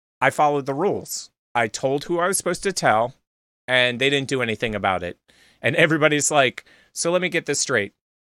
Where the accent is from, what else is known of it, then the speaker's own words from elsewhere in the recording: Philadelphia, Pennsylvania, United States; I grew up in Philly